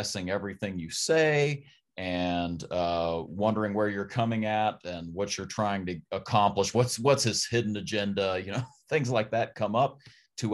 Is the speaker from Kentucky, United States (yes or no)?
yes; Berea, Kentucky, United States; I'm from Berea, Kentucky